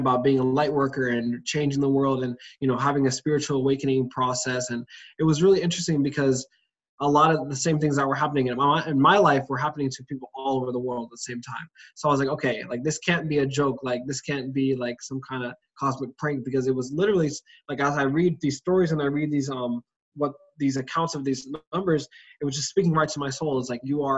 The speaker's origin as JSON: {"language": "English", "region": "Maryland", "country": "United States", "tie": "born or raised there", "also_born_or_lived": "Washington, D.C.", "said": "I was born in Washington, D.C., raised in Maryland area"}